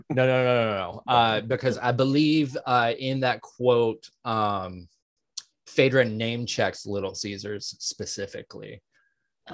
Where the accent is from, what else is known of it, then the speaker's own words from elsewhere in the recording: Atlanta, Georgia, United States; moved away; I am originally from Atlanta